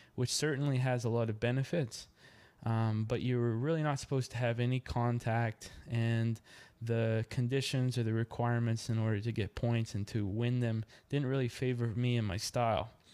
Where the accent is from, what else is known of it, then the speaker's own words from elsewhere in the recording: Yarmouth, Nova Scotia, Canada; moved away as an adult; now in Dartmouth, Canada; Originally, I'm from Yarmouth, Nova Scotia, Canada.